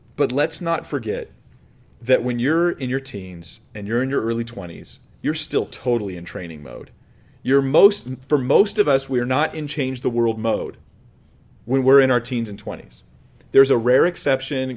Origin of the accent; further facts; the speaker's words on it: United States; Before I'm American, before I'm anything else, I am a Christian